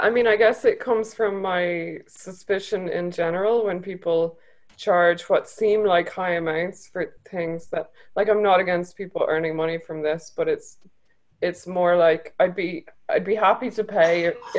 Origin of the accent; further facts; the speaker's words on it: Ireland; I'm from Ireland, so.